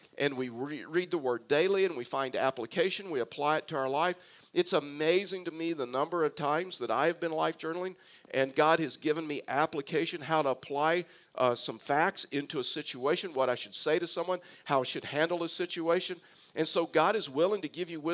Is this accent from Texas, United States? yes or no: yes; South Texas, United States; now in Colorado, United States; I was raised in South Texas, and so I was basically raised on a beach